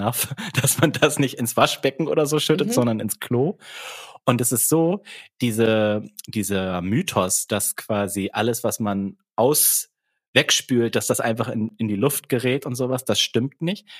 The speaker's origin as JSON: {"language": "German", "country": "Germany", "accent": "German", "said": "Ich, ich habe schon einen deutschen Akzent."}